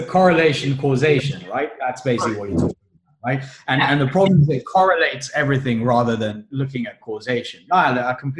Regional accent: Kenya; I'm from Kenya." And they'll look at me like, "What do you mean you're from Kenya? Like, are you crazy?" But I was born in Kenya, right?

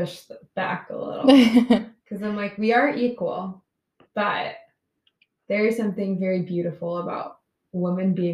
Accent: Texas, United States; moved away as an adult; now in Connecticut, United States; I'm from Texas. So Connecticut's a little ways from home

